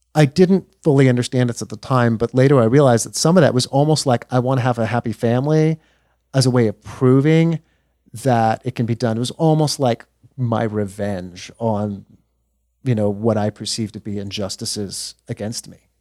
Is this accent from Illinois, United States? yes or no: no; Texas, United States; moved away as an adult; I grew up here in Texas